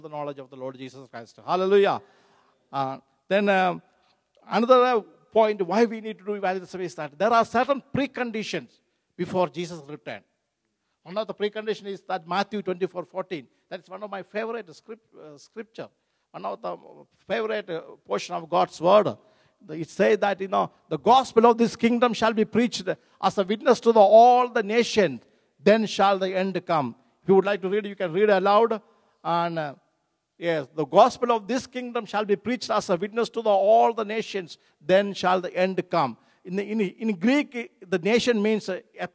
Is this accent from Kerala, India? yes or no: yes; Kerala, India; moved away; my home state, Kerala